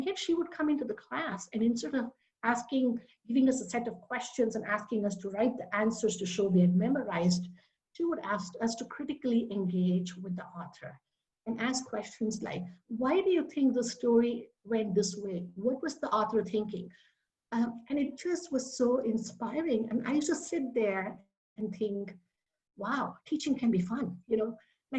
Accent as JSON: {"language": "English", "country": "India", "tie": "born or raised there", "second_language": "English", "said": "I grew up in India, of course. I grew up all over India. My dad was a government employee for the government-owned oil company. So I was born in the north, went to school on the west coast, and pretty much lived in most of the major cities."}